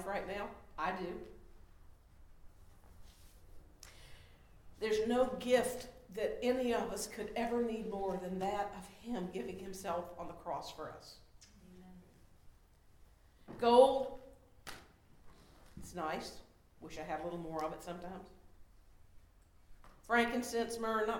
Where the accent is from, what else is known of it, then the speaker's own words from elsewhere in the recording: Charlotte, North Carolina, United States; I love my hometown